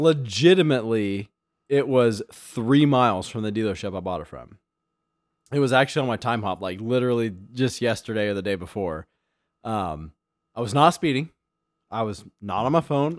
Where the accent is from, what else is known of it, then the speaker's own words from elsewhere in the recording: Illinois, United States; I'm from Illinois.